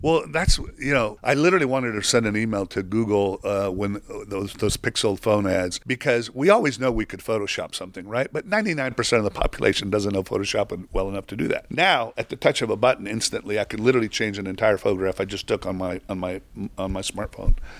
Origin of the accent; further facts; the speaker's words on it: Mexico; moved away; I grew up in Mexico